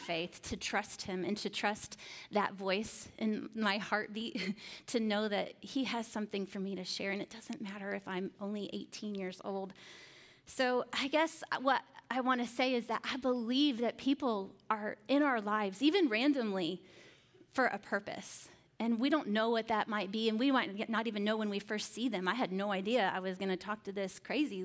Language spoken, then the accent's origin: English; Indiana, United States; I was living in Indiana at the time. I grew up in Indiana